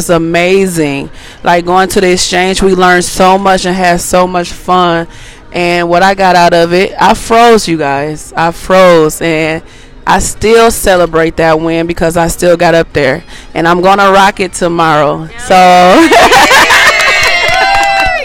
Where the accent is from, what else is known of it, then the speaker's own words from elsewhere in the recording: Michigan, United States; I'm from Michigan